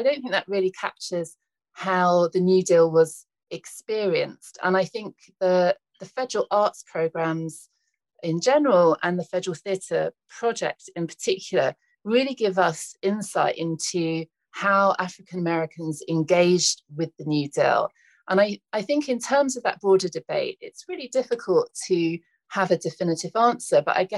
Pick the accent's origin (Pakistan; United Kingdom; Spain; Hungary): United Kingdom; now in United States; Hi, I'm a British woman. I'm really interested in exploring the US.